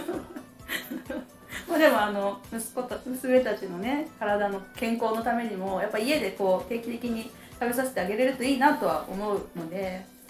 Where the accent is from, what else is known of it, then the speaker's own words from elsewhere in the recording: Ishikawa, Japan; 私は石川県です